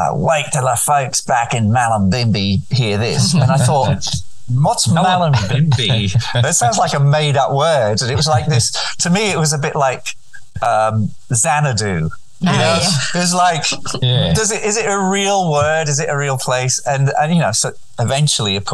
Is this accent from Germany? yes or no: no; Nerja, Andalusia, Spain; moved away; So I grew up right on the Mediterranean, and Sydney to me connected me with a place called Nerja where I grew up